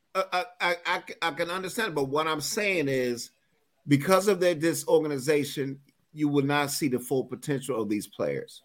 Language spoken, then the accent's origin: English; United States; I'm from Washington